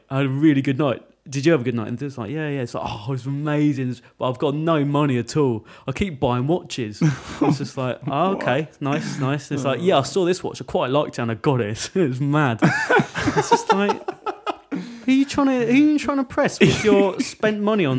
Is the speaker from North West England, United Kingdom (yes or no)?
no; Wales, United Kingdom; That's just being Welsh, isn't it?